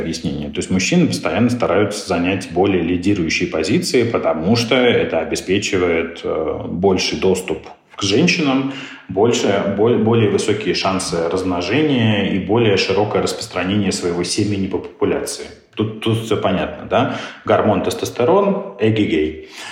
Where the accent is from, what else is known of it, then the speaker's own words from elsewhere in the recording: South Africa; он, как и я, из Южной Африки